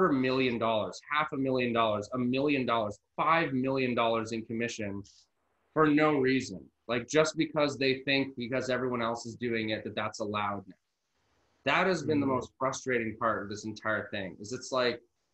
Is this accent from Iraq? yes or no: no; Canada; I'm Canadian